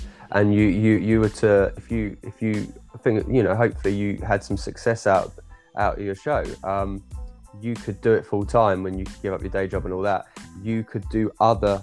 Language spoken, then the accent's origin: English; England, United Kingdom; as an English British guy